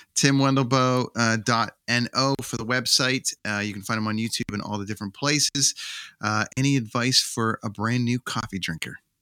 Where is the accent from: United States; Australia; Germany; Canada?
Canada; as a Canadian